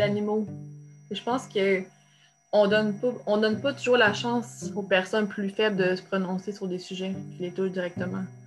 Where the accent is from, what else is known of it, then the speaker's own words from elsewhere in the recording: Trois-Rivières, Quebec, Canada; je viens, de, la Mauricie, là, donc euh, oui, l'UQTR, mais euh, oui, c'est ça, je suis née, à Trois-Rivières